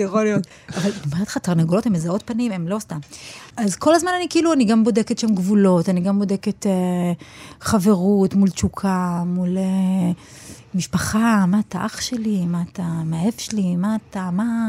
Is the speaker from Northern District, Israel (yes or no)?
no; Petah Tikva, Central District, Israel; אני מפתח תקווה ואני לשם שייכת